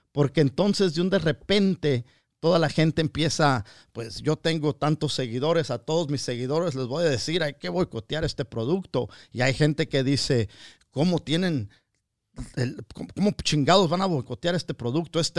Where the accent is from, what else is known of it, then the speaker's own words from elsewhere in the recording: Mexico; now in United States; como mexicano, como mexicano, yo opino